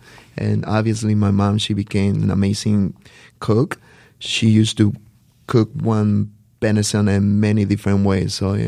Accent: Guerrero, Mexico; moved away; Growing up in Guerrero, it was amazing because we come from, you know, a very humble family.

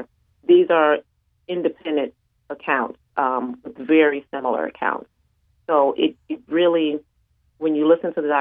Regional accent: Chicago, Illinois, United States; growing up in Chicago

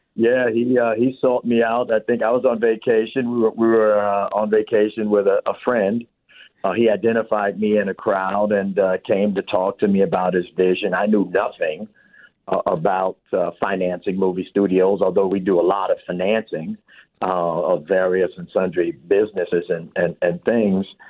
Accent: Chicago, Illinois, United States; also born or lived in South Shore, Chicago; I'm from the South Side, so I'm from Inglewood, raised, and then I moved over to South Shore of where this is

